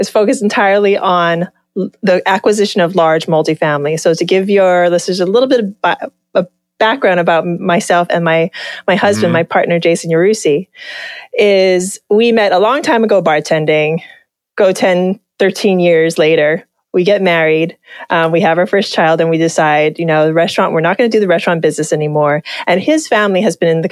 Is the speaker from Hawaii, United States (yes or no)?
yes; Hawaii, United States; Just being from Hawaii